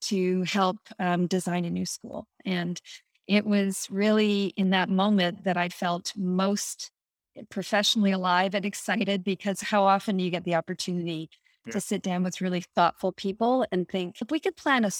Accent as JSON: {"language": "English", "town": "Toronto", "region": "Ontario", "country": "Canada", "tie": "born or raised there", "moved": "as an adult", "lives_now": "United States", "said": "I immigrated from Canada 30 years ago. I was brought up in a white middle-class neighborhood in Toronto"}